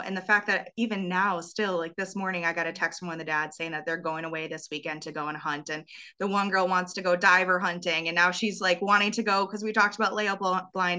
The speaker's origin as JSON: {"language": "English", "region": "Wisconsin", "country": "United States", "tie": "born or raised there", "said": "growing up in Wisconsin"}